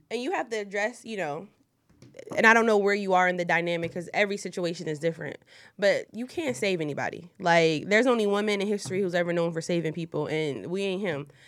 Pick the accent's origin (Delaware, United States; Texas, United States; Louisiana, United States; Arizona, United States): Delaware, United States; Wilmington; I'm from Wilmington, Delaware, born and raised, three oh two